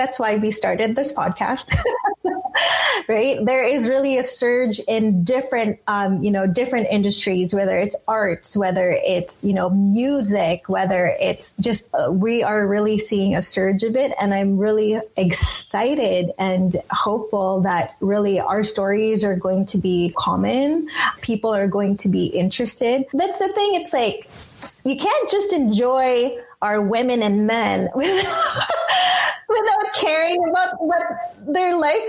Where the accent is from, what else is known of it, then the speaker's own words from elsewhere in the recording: Philippines; I know I'm Filipino because of my capacity and my ability to love so deeply for my community and for people around me